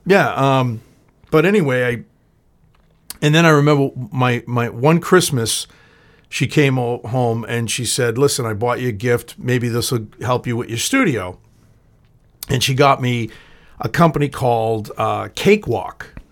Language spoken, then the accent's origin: English; Boston, Massachusetts, United States; also born or lived in Everett; I'm from Boston